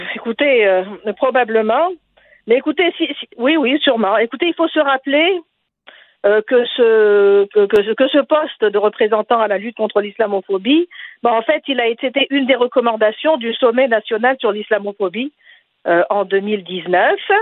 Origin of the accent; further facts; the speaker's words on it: Tunisia; je suis tunisienne